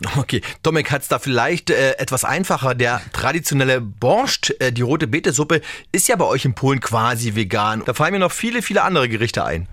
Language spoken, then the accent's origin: German; Germany; mein Heimatland hier auf Deutschland